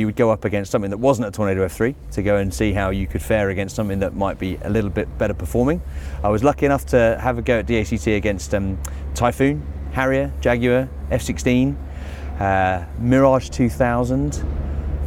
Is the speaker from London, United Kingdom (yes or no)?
yes; Biggin Hill, London, United Kingdom; I grew up in Biggin Hill, so I have been exposed to aviation since a very early age